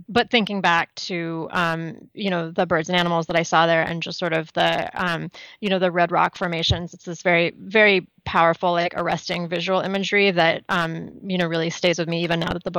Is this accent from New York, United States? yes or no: no; Los Angeles, California, United States; moved away; I'm from Los Angeles